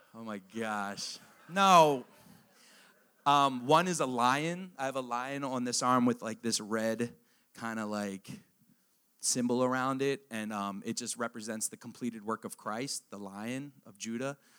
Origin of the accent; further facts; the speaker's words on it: Harford County, Maryland, United States; also born or lived in Perry Hall, Baltimore County, Maryland; I'm from Maryland. I'm from Maryland. I'm from right here, around the, the uh, Harford County originally. I lived in Baltimore County, Perry Hall